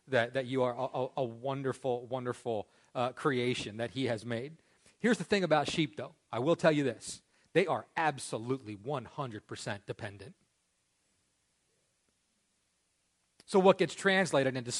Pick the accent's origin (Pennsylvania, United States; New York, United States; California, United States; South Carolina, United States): Pennsylvania, United States; Parker Ford; I grew up here in Parker Ford.